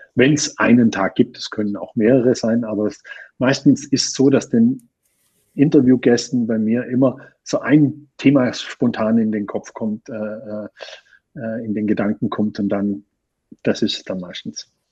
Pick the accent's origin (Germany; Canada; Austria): Austria; bei uns in Österreich